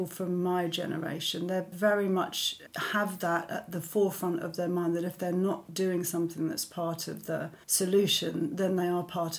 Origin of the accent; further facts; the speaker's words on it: London, United Kingdom; I grew up in London to a English mother and Italian father